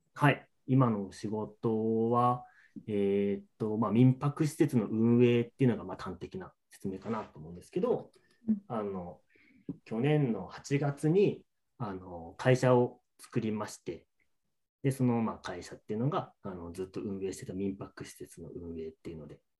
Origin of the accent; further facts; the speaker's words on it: Nagaoka, Niigata, Japan; moved away as an adult; also born or lived in Ishikawa / Kanagawa / Saitama; now in Oyama, Japan; 高校生までは ずっと長岡にいて